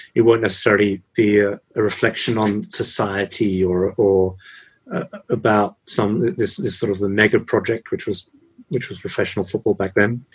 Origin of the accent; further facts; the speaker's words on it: England, United Kingdom; moved away as an adult; also born or lived in Japan; I'm English from England